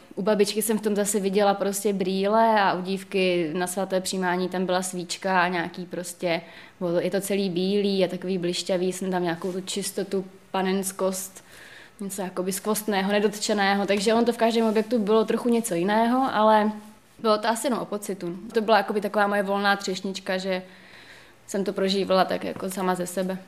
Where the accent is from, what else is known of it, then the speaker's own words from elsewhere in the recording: Moravia, Czechia; Já teda jednak pocházím z Moravy